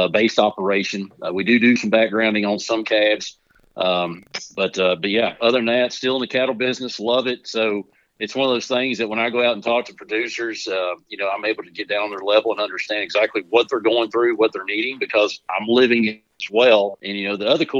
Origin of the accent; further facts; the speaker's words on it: Mount Pleasant, Texas, United States; moved away as an adult; now in West Virginia, United States; I grew up around cattle. I'm originally from the Texas, Mount Pleasant, Texas area. We ran cattle there.